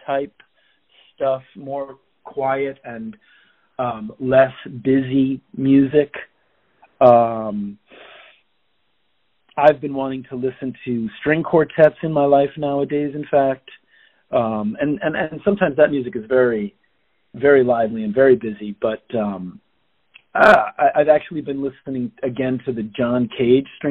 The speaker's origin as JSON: {"language": "English", "town": "Cambridge", "region": "Massachusetts", "country": "United States", "tie": "born or raised there", "also_born_or_lived": "New York City", "moved": "yes", "lives_now": "Brooklyn, United States", "said": "I was born in New York City, raised in the Boston, Cambridge area"}